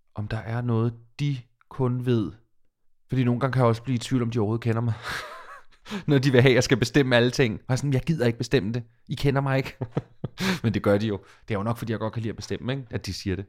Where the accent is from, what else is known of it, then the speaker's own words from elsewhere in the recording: Falster, Zealand, Denmark; now in Copenhagen, Denmark; jeg er fra Falster